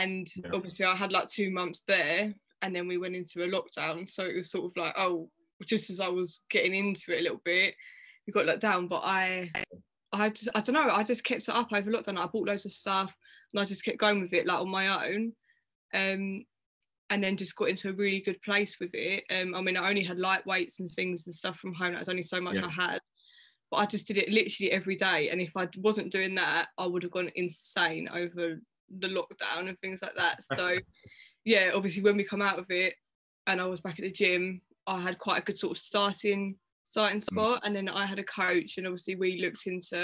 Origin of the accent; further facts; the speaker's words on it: Dartford, South East England, United Kingdom; I'm from Dartford, which is in Kent